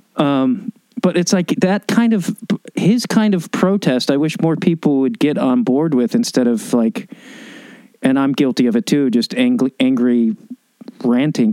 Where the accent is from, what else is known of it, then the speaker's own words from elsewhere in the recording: Chicago, Illinois, United States; I grew up in Chicago